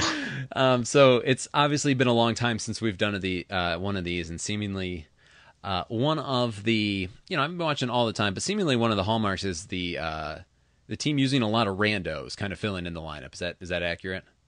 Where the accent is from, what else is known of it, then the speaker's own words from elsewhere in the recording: Traverse City, Michigan, United States; based in my hometown of Traverse City